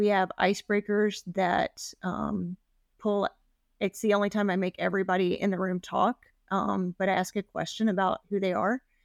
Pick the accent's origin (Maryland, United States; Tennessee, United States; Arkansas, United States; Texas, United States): Tennessee, United States; Memphis; now in Portland, United States; I grew up in Memphis